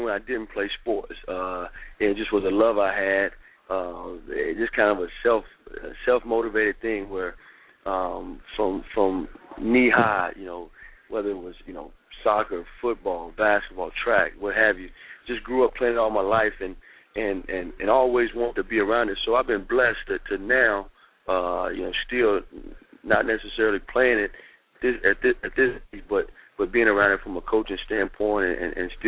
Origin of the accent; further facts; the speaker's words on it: Oxford, North Carolina, United States; moved away as an adult; also born or lived in Texas; now in New Orleans, United States; I'm originally from Oxford, North Carolina. You know, it's a small town. You know, it'd be closest to Raleigh, Durham, the Research Triangle Park in North Carolina. So that was my home, born and raised in the Tar Heel state of North Carolina